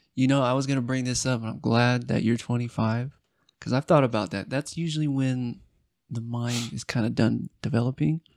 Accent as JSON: {"language": "English", "town": "Apple Valley", "region": "California", "country": "United States", "tie": "born or raised there", "also_born_or_lived": "Hesperia, California / Victorville, California", "moved": "yes", "lives_now": "Utah, United States", "said": "I grew up in Esperia, Victorville, Apple Valley."}